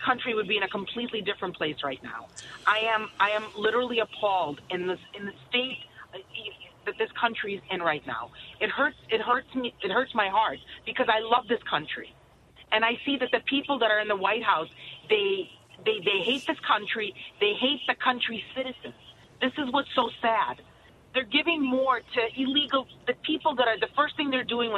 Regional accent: Odesa, Odesa Oblast, Ukraine; now in United States; I grew up in Odessa. Odessa is in Ukraine.

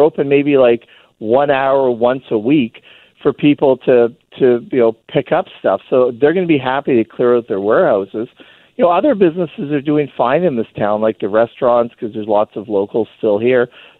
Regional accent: Canada; I could drive north whenever I want. I'm a Canadian, but the problem is I have to jump through these hoops.

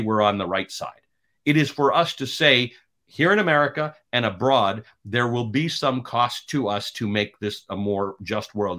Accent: Canada; now in United States; I'm Canadian

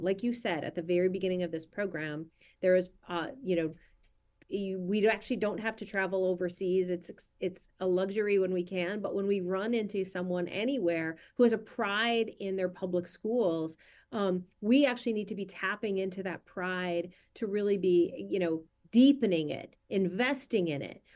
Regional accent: Minnesota, United States; my home state of Minnesota

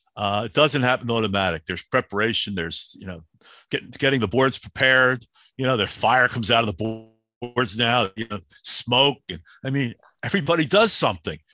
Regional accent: Philadelphia, Pennsylvania, United States; I'm the kid from Southwest Philly that plays street hockey

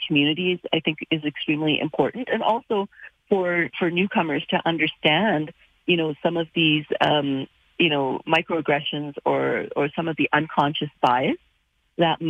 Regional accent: Calgary, Alberta, Canada; who's racialized, born and raised in Calgary

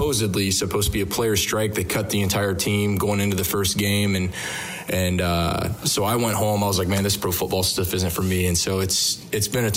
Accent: Waldo, Ohio, United States; moved away; I just grew up eating fried bologna sandwiches, super thick bologna sandwiches is what we're famous for, and just living life growing up Waldo Elementary

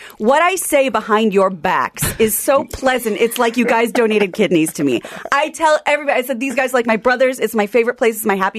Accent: Midwest, United States; now in Los Angeles, United States; I'm from the Midwest

